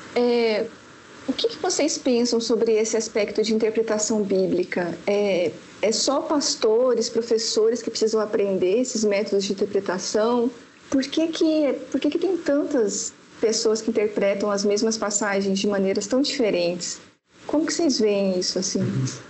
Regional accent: Paraná, Brazil; now in Belo Horizonte, Brazil; mas na verdade eu moro em BH, mas eu sou do Paraná. Estou é, aqui já há 14 anos

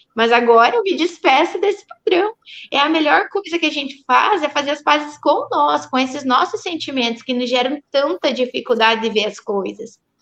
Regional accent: Pato Branco, Paraná, Brazil; Eu sou de Pato Branco

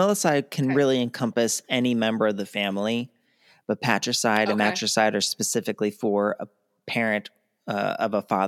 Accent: Baltimore, Maryland, United States; I know we come from Baltimore where there's 300 annually.

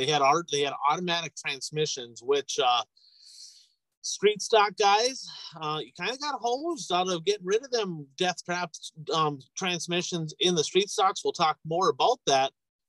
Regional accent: Hibbing, Minnesota, United States; I remember growing up in Hibbing, Minnesota.

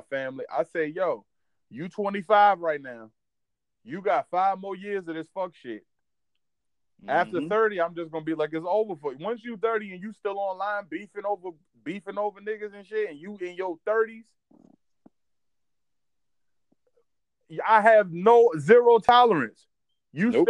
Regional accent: Williamsburg, Virginia, United States; moved away; I'm from Williamsburg, Virginia, all day, every day, man. From Carver Garden, man. 115 Banneker Drive

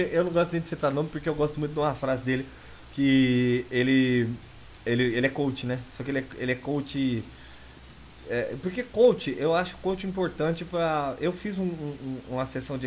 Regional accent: São Paulo, Brazil; Eu sou nascido e criado em São Paulo

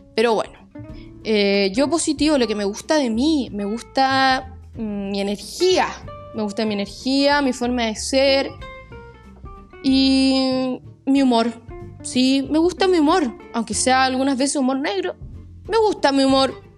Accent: La Serena, Coquimbo, Chile; Yo nací en Serena. Soy serenense de corazón.

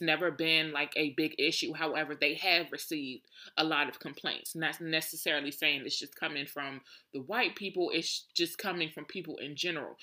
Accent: Washington, District of Columbia, United States; I was born and raised in Southeast

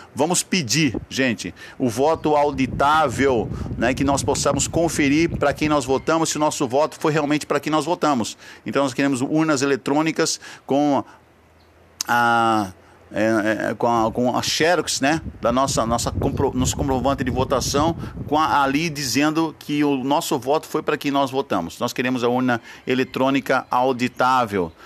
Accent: Brazil; somos livres, somos brasileiros livres

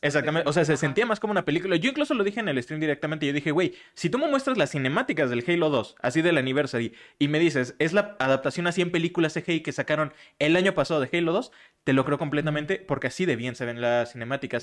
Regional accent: Michoacán, Mexico; moved away; en mi pueblito y Michoacán

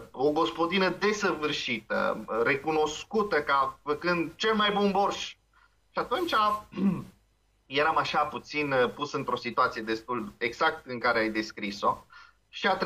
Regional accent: Transylvania, Romania; now in Moldavia, Romania; Eu am venit din Ardeal în Moldova.

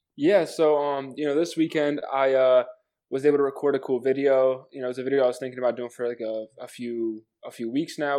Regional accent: New Jersey, United States; I'm 18 years old. Uh, I'm from New Jersey.

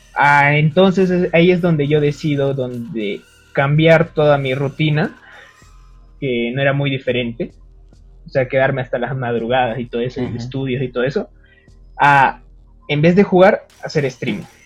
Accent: Peru; Yo soy peruano

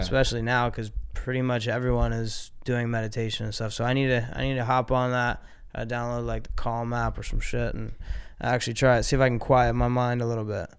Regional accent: Ohio, United States; I grew up in Ohio

